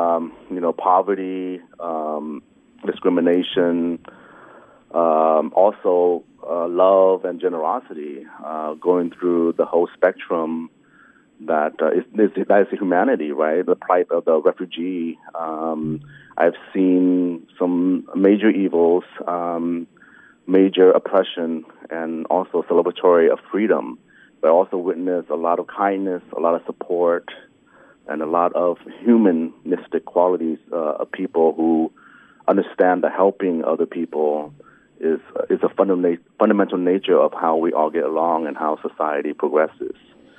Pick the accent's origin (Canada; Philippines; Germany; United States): United States; Kansas City, Missouri; also born or lived in Vietnam / Hong Kong; I was born in Vietnam in 1973 during the Vietnamese War, and we fled Vietnam by boat in 79 to Hong Kong. We stayed in refugee camps there. And then we were sponsored over by some Catholic charities to the projects of Kansas City, Missouri